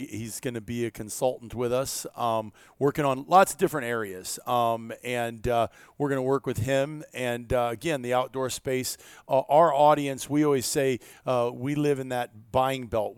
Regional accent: Iowa, United States; growing up in Iowa

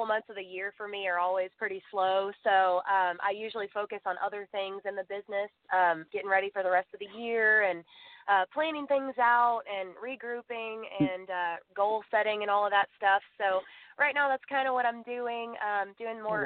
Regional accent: Waco, Texas, United States; I am from Waco, Texas

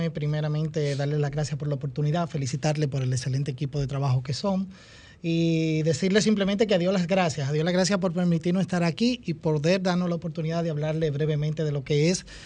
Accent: Constanza, La Vega, Dominican Republic; que sea cultivado en Constanza, en mi pueblo.

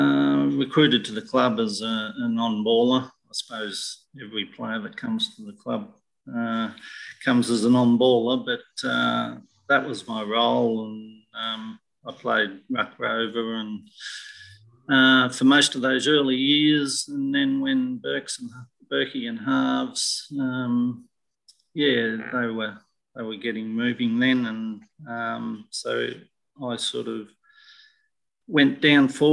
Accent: Bridgewater, Victoria, Australia; I'm from Bridgewater. I'm a farmer from Bridgewater.

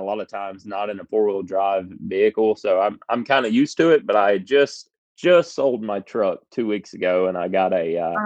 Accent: Greensboro, North Carolina, United States; moved away as an adult; also born or lived in Boone, North Carolina / Concord, North Carolina / Nashville, Tennessee; I was born in Greensboro, which is slap middle of the state

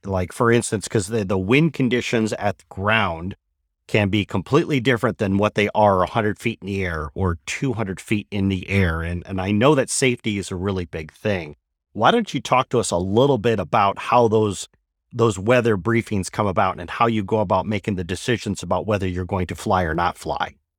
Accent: Michigan, United States; moved away; After twenty years, I've returned to my native Michigan

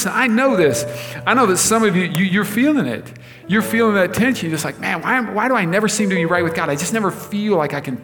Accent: United States; us as Americans

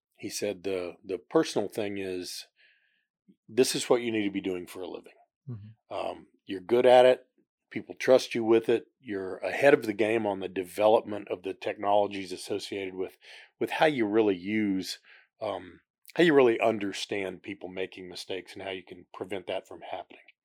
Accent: Houston, Texas, United States; also born or lived in Oklahoma / Concord; When I was very young, we moved to the Houston area, and as Houston grew, we just kept expanding out

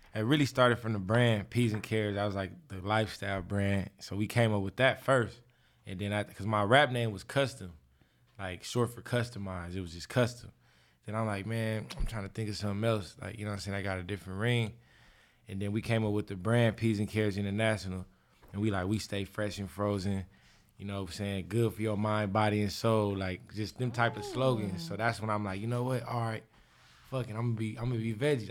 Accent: Inglewood, California, United States; I grew up in Inglewood, so I was able to walk home from school

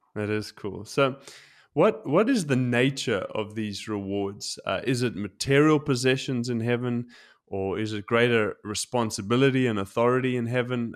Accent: South Africa; now in Tokyo, Japan; growing up in South Africa, we, I've been broken into

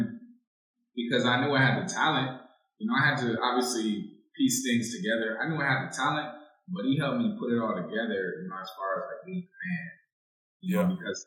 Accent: San Diego, California, United States; moved away as an adult; also born or lived in Philadelphia; I'm from San Diego.

